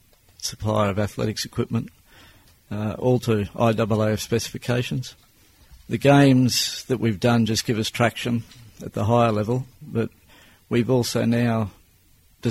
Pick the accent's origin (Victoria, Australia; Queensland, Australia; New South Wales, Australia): Queensland, Australia; Brisbane; I was born in Brisbane, grew up in Aspley. I went to school right through to the finish of high school in Aspley.